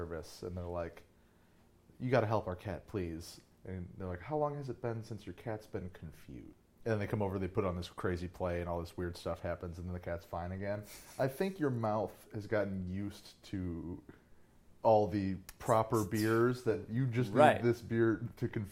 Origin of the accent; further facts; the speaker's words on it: Milwaukee, Wisconsin, United States; also born or lived in Chicago; I'm from Milwaukee